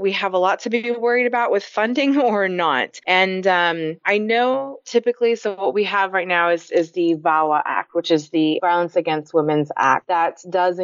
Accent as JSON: {"language": "English", "town": "Dallas", "region": "Texas", "country": "United States", "tie": "born or raised there", "said": "I was born and raised here in Dallas, Texas"}